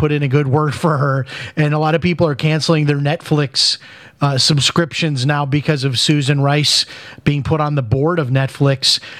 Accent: Chicago, Illinois, United States; Well, see, I grew up in Chicago, and I'm fascinated by what you're saying right now, because when I had heard about what Blagojevich did and how long he was going to go to prison, I just couldn't believe it, because this is how Chicago works.

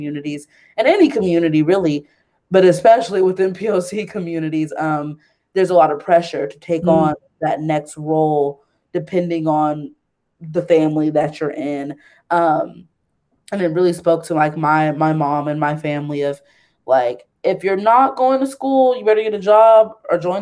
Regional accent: the Bay Area, California, United States; moved away; we're all like from the Bay Area

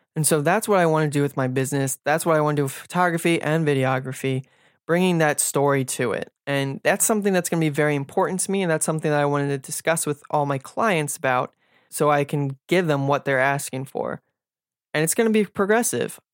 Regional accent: Silver Spring, Maryland, United States; I was born and raised in Silver Spring, Maryland, and basically lived here my entire life.

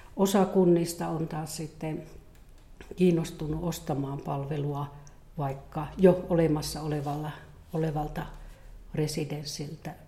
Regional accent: Eastern Lapland, Finland; Mä tuun Itä-Lapista, hyvinkin niin kuin tästä vanhasta lappilaisesta kulttuurista ja metsässä, metsässä viihtynyt ja kasvanut.

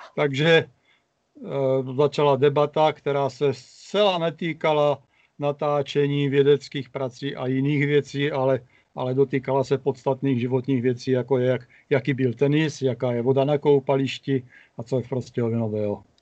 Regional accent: Prostějov, Olomouc Region, Czechia; Prostějovem, což je moje rodné město a město, ve kterém pořád žiju

